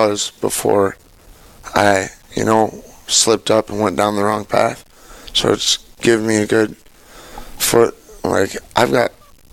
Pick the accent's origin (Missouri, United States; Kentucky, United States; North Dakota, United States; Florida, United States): North Dakota, United States; Mandan; now in Sioux Falls, United States; I'm from North Dakota